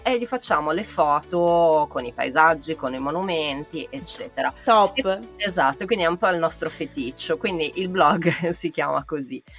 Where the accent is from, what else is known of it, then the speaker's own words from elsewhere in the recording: Milan, Lombardy, Italy; sono giornalista, sono di Milano